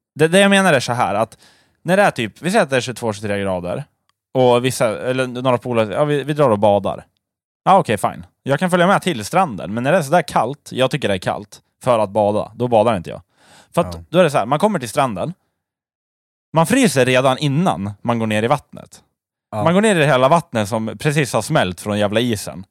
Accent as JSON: {"language": "Swedish", "country": "Sweden", "said": "vi svenskar"}